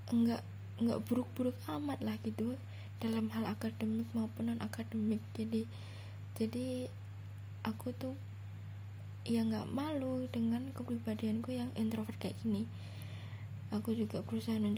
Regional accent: Central Java, Indonesia; nah terus aku tuh asal Jawa Tengah aku masih kuliah uh, semester 5

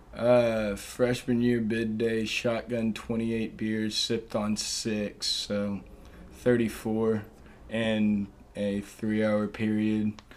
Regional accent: Dallas, Texas, United States; moved away; I'm from Dallas, Texas

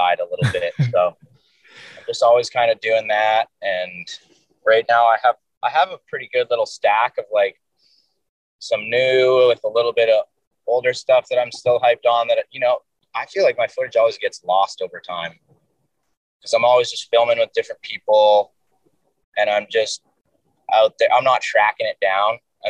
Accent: Delta, British Columbia, Canada; also born or lived in Huntington Beach, California; now in Dana Point, United States; I was born just outside of Vancouver, just kind of like in the suburbs

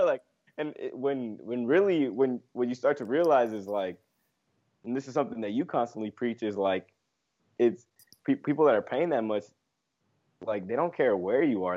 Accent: Los Angeles, California, United States; I'm from L A, born and raised here in L A, Los Angeles, California, the West Coast.

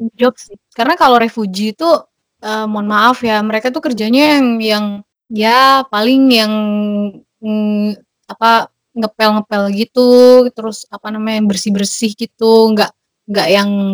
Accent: Indonesia; now in Germany; gue itu orang Indo keempat yang mereka hostin

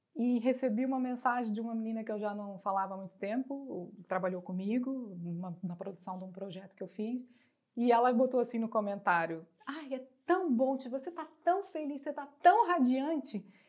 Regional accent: Brazil; moved away as an adult; now in Portugal; Como brasileira

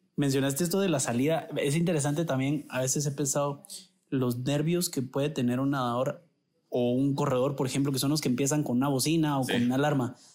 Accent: Guatemala; nos sentimos guatemaltecos por donde venimos, por nuestra familia

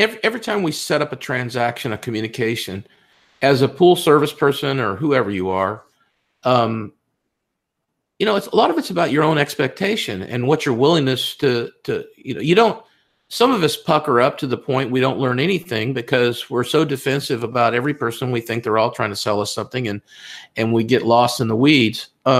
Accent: California, United States; also born or lived in Texas; Oh, but yeah, I'm from California, so I'm confused. But I have lived in Texas most of my life.

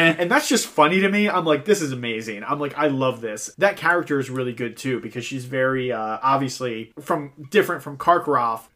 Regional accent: Ireland; as an Irishman

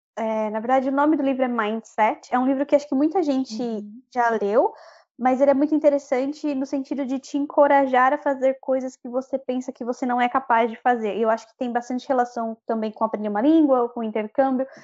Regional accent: Brazil; accent: Brazilian; now in Dublin, Ireland; ter um, um, sotaque brasileiro, eu sei que sempre vou ter

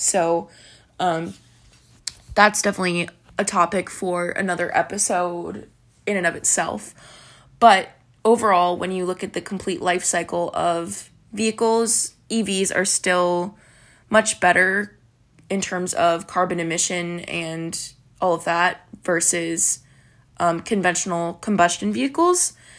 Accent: Texas, United States; I'm from Texas

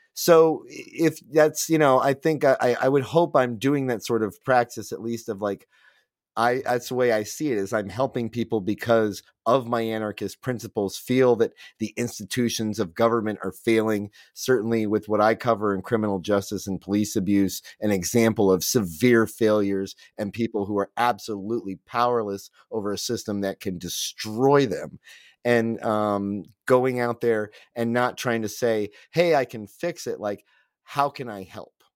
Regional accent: United States; as an American

